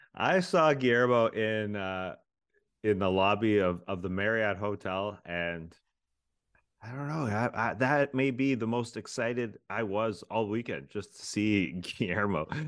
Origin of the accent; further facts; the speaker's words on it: Toronto, Ontario, Canada; moved away; I'm originally from Toronto